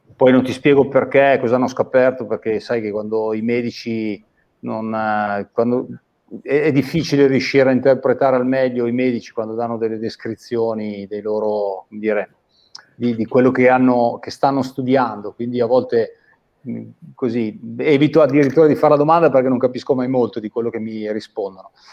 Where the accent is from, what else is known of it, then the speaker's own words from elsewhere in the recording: Busto Arsizio, Lombardy, Italy; sono di Busto Arsizio